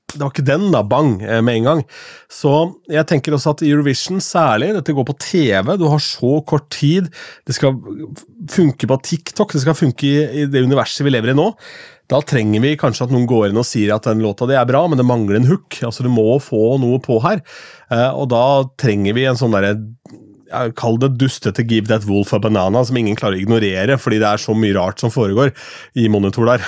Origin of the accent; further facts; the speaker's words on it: Askim, Østfold, Norway; fra Askim